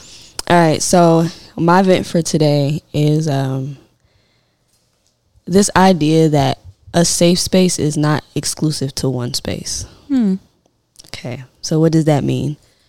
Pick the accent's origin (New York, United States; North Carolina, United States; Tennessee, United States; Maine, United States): Tennessee, United States; Memphis; I'm originally from Memphis, and I spent my summers between Central Gardens and South Parkway in Memphis, Tennessee.